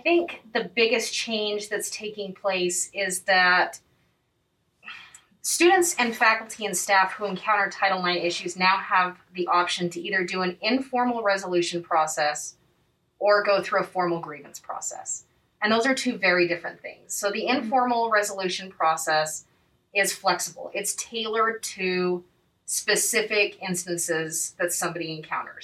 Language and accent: English; Utah, United States; also born or lived in Boston; I grew up here in Utah.